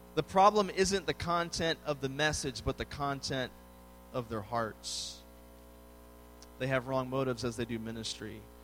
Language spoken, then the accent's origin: English; Washington, District of Columbia, United States; moved away as an adult; now in Texas, United States; I grew up in the Washington, D.C. area